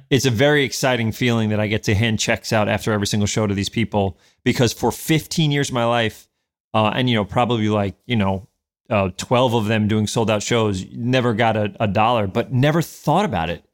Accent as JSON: {"language": "English", "town": "New York City", "region": "New York", "country": "United States", "tie": "born or raised there", "also_born_or_lived": "Westchester, New York / Manhattan, New York", "moved": "as an adult", "said": "I was born in Albert Einstein Hospital, and then I grew up in the North Bronx"}